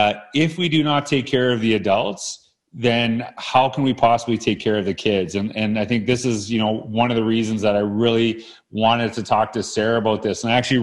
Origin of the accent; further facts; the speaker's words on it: Canada; We're both from Canada.